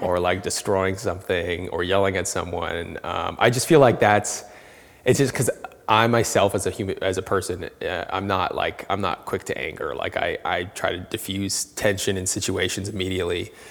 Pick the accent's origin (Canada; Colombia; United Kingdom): Canada; I was born and raised in Canada. I'm Canadian